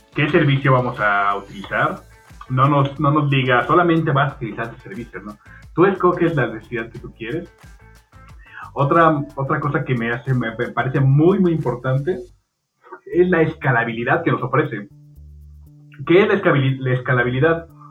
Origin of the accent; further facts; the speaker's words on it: Mexico City, Mexico; yo soy de México, soy de la, Ciudad de México. y estudié ahí en la, en, la UNAM